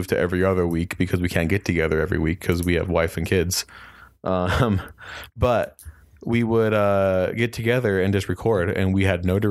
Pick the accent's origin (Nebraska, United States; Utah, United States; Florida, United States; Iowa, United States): Utah, United States; Kearns; I grew up in Kearns, Utah, and went to high school with Chris.